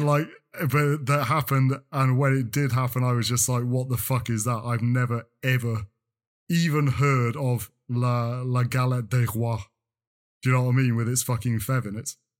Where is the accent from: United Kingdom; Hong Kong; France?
United Kingdom; North Wales; I grew up in North Wales